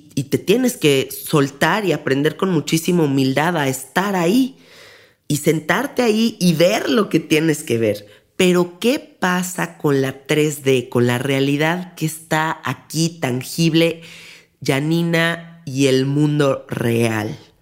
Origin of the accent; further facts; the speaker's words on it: Mexico City, Mexico; yo soy de la Ciudad de México